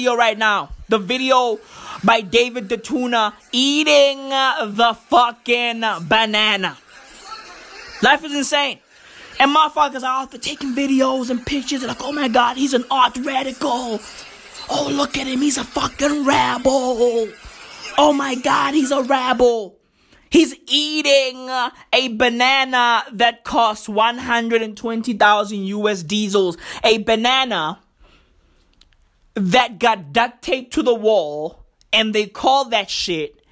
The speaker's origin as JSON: {"language": "English", "town": "Johannesburg", "region": "Gauteng", "country": "South Africa", "tie": "born or raised there", "said": "I grew up in Johannesburg, and guess what? I live in Johannesburg right now"}